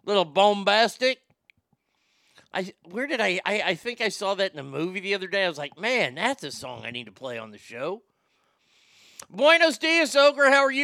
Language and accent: English; Garland, Texas, United States; In all my life, I never thought I would see a world title match in my hometown